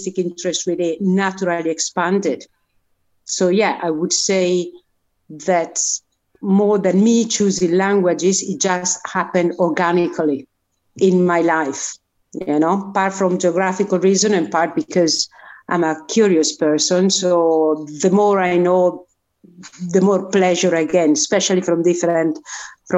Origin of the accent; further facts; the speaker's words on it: north of Italy, Italy; English is a second language; moved away; I was born in the north of Italy. In the mountains, in the Dolomites, in a village in the middle of nowhere.